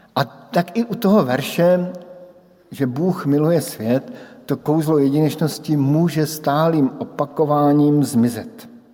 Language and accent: Czech; Brno, South Moravian Region, Czechia; born or raised there; moved away as an adult